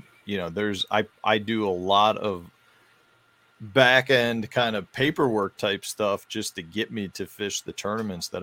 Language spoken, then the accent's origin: English; Chicago, Illinois, United States; now in Stevens Point, United States; I grew up in Chicago. I moved from Chicago up to central Wisconsin. I live in the Stevens Point area of Wisconsin